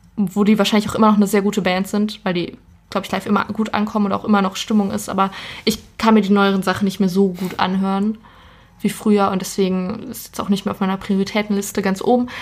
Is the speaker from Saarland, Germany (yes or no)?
no; Ruhr area, North Rhine-Westphalia, Germany; ich komme aus dem Ruhrgebiet